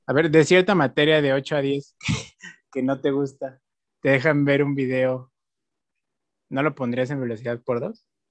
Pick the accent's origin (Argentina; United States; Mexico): Mexico; nosotros como mexicanos